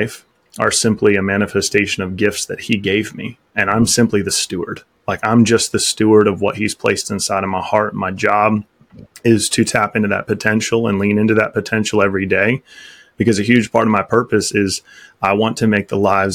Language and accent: English; Topeka, Kansas, United States; I'm a Kansas farm boy at heart. I grew up in the Midwest, just outside of Topeka, Kansas.